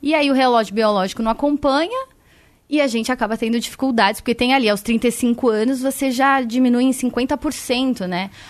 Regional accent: São Paulo, Brazil; Da Rádio Bandeirantes … eu sou de São Paulo.

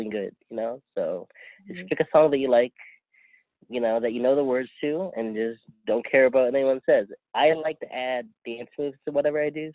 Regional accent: San Diego, California, United States; I grew up in San Diego, which parts of it have Filipino, but parts of it don't.

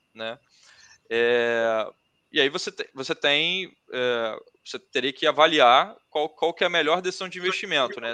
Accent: Rio de Janeiro, Brazil; eu sou do Rio, é, eu estudei no Fundão

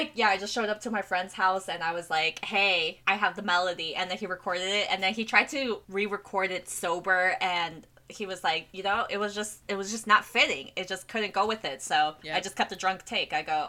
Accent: South Korea; English is a second language; I'm proud of my heritage and I'm proud of being Korean and living in Korea and being in my home country

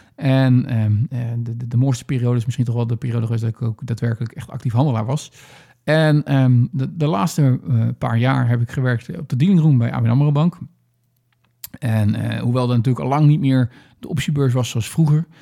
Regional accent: Netherlands; als echt een Nederlander

